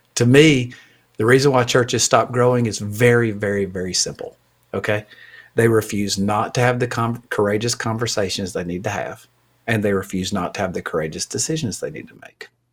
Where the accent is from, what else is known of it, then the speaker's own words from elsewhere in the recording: Alabama, United States; I'm from Alabama